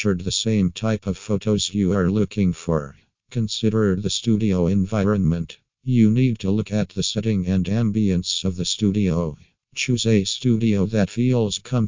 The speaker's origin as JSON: {"language": "English", "country": "Singapore", "said": "from Singapore"}